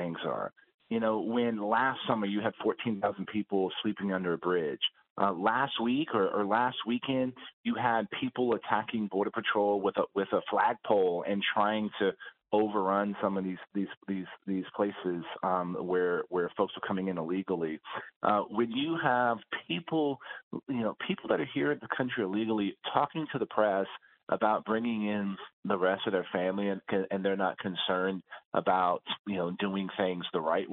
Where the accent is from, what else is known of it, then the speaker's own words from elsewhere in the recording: Texas, United States; my home state of Texas